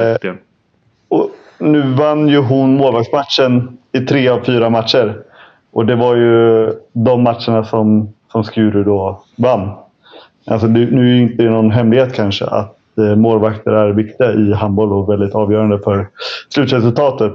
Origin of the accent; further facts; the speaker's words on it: Stockholm, Stockholm County, Sweden; vet ju jag som, som stockholmare